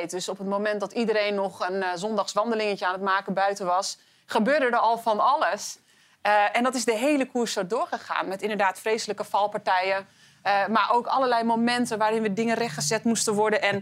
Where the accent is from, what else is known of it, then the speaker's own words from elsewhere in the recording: Netherlands; als Nederlander